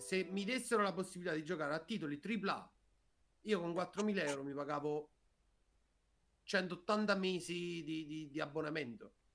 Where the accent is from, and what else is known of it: province of Avellino, Campania, Italy